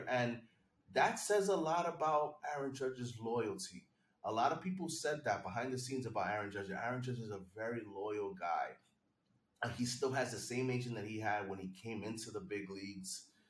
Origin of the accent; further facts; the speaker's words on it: New York, United States; I'm excited here as a New Yorker